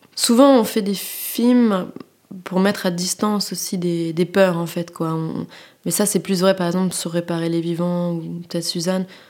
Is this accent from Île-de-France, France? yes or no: yes; Paris, Île-de-France, France; also born or lived in Abidjan / Nantes; je suis, de la classe moyenne et j'ai grandi à Paris